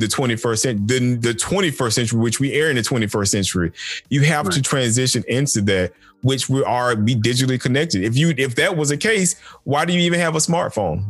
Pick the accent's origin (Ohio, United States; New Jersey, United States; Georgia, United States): Georgia, United States; Macon; now in Loganville, United States; growing up in Macon